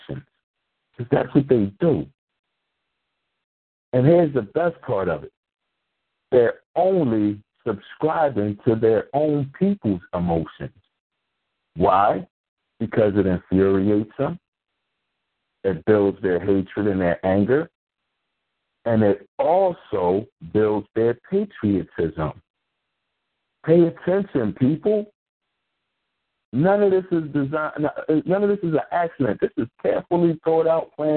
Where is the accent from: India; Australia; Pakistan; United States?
United States; Philadelphia, Pennsylvania; I'm from North Philly. We got an area down there called Little Puerto Rico